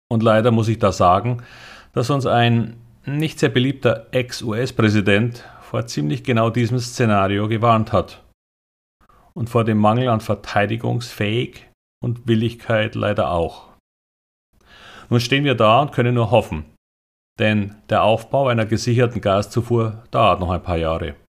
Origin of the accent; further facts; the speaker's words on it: Bavaria, Germany; aber als Bayer bevorzuge ich Karl Valentin als Quelle.